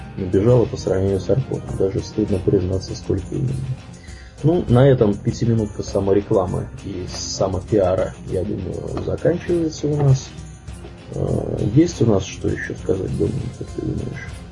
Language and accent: Russian; Tver, Tver Oblast, Russia; я из Твери